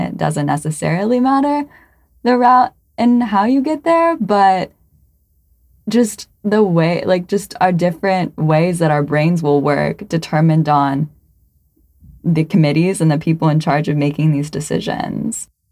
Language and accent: English; United States